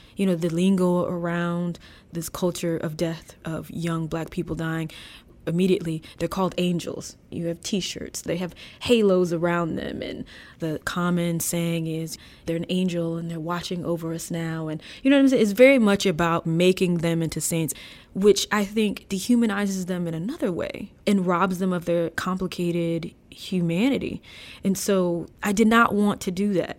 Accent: DeLisle, Mississippi, United States; moved away as an adult; I live in my hometown now, I decided to move back.

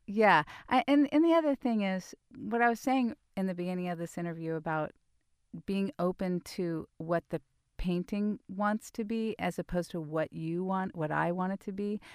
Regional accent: Mill Valley, California, United States; I grew up in Mill Valley in the seventies

